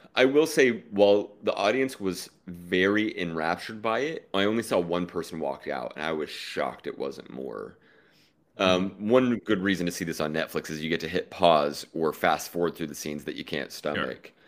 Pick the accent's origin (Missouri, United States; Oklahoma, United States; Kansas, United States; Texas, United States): Oklahoma, United States; now in New York, United States; I'm from Oklahoma